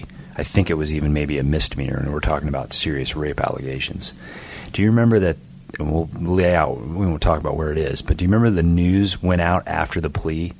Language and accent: English; Canton, Illinois, United States; now in Ohio, United States; I'm originally from Canton. I'm not talking about Ohio. Talking Canton, Illinois.